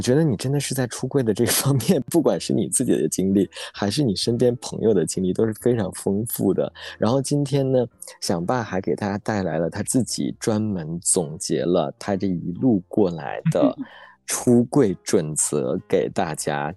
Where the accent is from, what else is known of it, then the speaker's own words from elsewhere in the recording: Northeast China, China; accent: Northeastern; 我们东北话